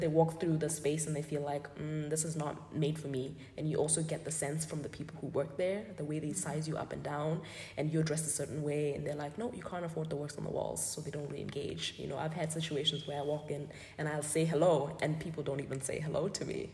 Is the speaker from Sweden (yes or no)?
no; Botswana; I'm from Botswana